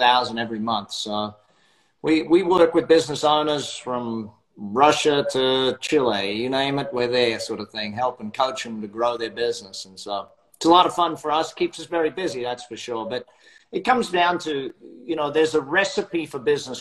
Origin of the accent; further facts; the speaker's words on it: Brisbane, Queensland, Australia; accent: Australian; now in Las Vegas, United States; Australian by birth, now live in Las Vegas.